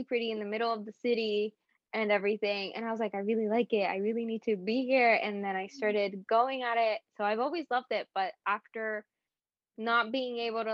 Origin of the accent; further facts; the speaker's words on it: Puerto Rico; I'm from Puerto Rico